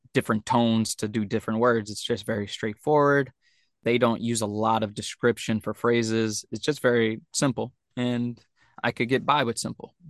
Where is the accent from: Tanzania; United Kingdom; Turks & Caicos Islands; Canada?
Turks & Caicos Islands; now in Japan; I come from Turks and Caicos. I want to do some crazy, weird stuff.